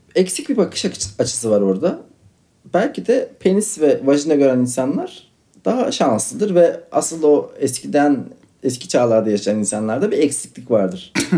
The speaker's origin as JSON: {"language": "Turkish", "region": "Istanbul", "country": "Turkey", "said": "bir Kadıköylüyüm."}